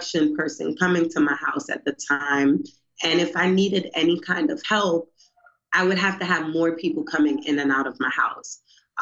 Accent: New York City, New York, United States; moved away as an adult; now in Baltimore, United States; I'm from Brooklyn, New York

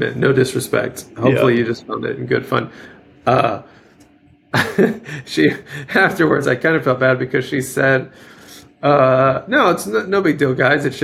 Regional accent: Minden, Louisiana, United States; moved away; town I grew up in down in Louisiana, Minden

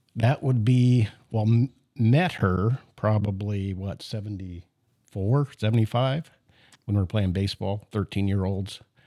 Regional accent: Canada; I was born in Canada

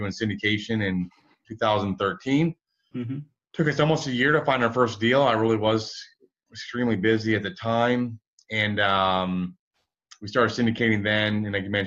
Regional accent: Michigan, United States; So I grew up in Michigan, one of seven kiddos of identical twin brother

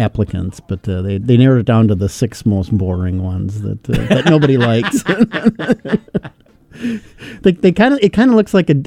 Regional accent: Minnesota, United States; my home state of Minnesota

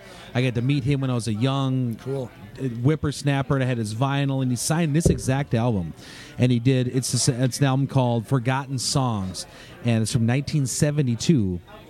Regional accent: Turtle Lake, Wisconsin, United States; I'm also from Turtle Lake, Wisconsin

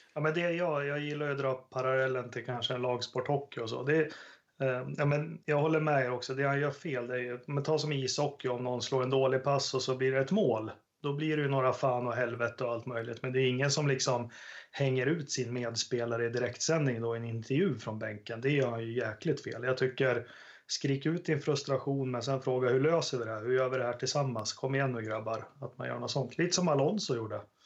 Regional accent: Sweden; det man skulle vilja som svensk

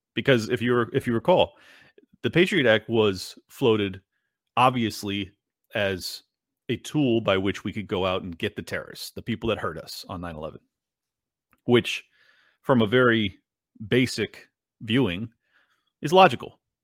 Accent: United States; I'm an American

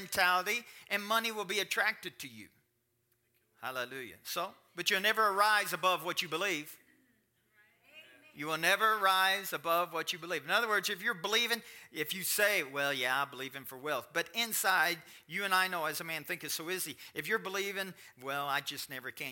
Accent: Kentucky, United States; I'm from Kentucky

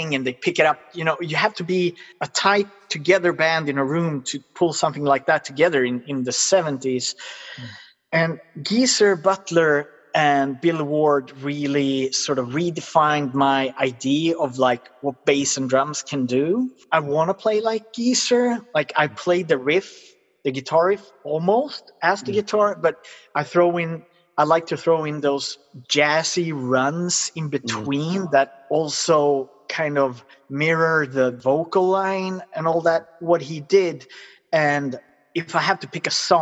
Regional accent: Sweden; English is a second language; also born or lived in United States; I'm very British for being a Swede who has lived in the US

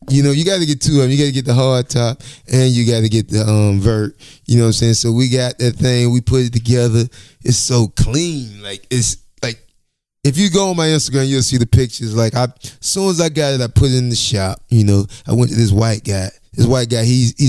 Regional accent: Florida, United States; I'm from Florida too

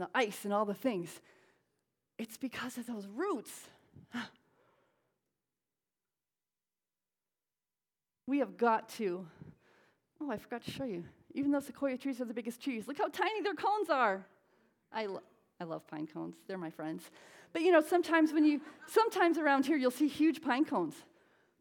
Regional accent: Connecticut, United States; now in Southern California, United States; I'm from Connecticut. He does stop in my home in Connecticut and see my parents now and then

